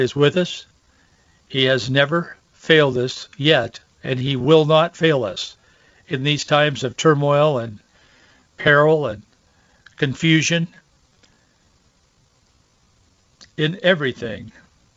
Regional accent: Yakima Valley, Washington, United States; in the orchards where I grew up in Yakima Valley

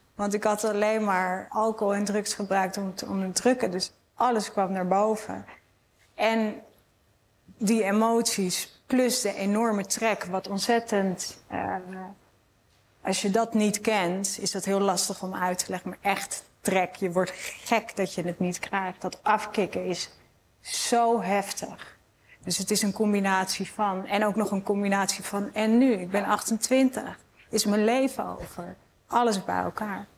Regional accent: Amsterdam, North Holland, Netherlands; Ik kom uit Amsterdam

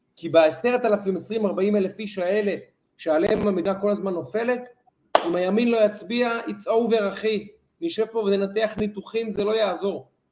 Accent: Israel; אנחנו לצערי ישראלים

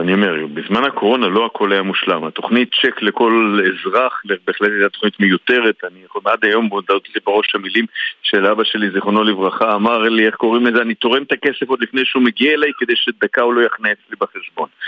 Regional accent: Tel Aviv, Tel Aviv District, Israel; אני תל אביבי, וכמו מסתובב לא מעט בעיר

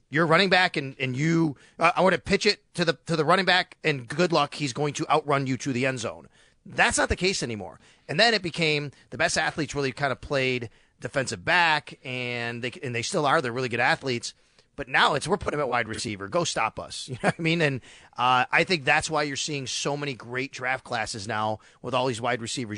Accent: Buffalo, New York, United States; moved away as an adult; also born or lived in Syracuse / Florida; growing up in Buffalo

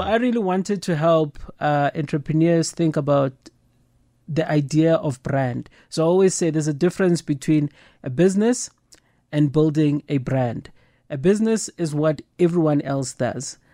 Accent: Soweto, Gauteng, South Africa; coming from the township, I grew up in Soweto

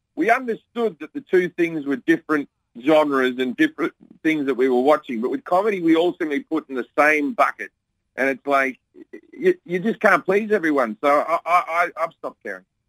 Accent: Australia; now in United States; my home country of Australia

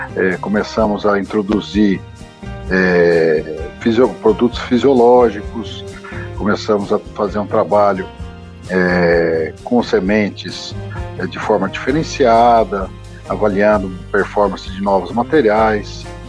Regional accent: Mogi das Cruzes, São Paulo, Brazil; moved away as an adult; also born or lived in Taubaté, Brazil / Rio Verde, Goiás, Brazil; now in Silvânia, Brazil; eu sou nascido em Mogi das Cruzes, São Paulo, no ano de 64, estou com 55 anos. Lá passei minha infância toda

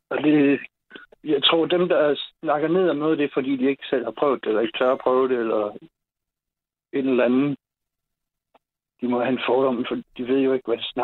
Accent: Ebeltoft, Central Denmark Region, Denmark; now in Klovborg, Denmark; nu kommer jeg selv fra Ebeltoft

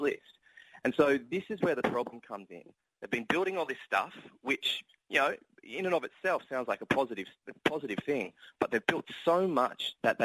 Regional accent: Australia; accent: Australian; I'm Australian, for example, if you can tell by my accent

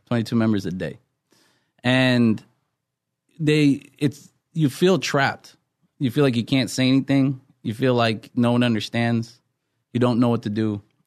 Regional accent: Wisconsin, United States; moved away as an adult; now in California, United States; I'm originally from Wisconsin, and I ended up in California

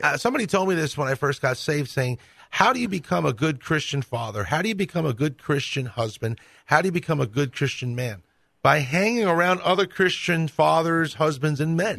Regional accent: New York City, New York, United States; moved away; I grew up Catholic in New York City

